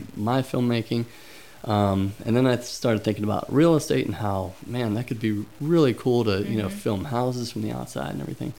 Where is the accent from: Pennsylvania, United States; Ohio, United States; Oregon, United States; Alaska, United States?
Pennsylvania, United States; Pittsburgh; moved away; I grew up in Pittsburgh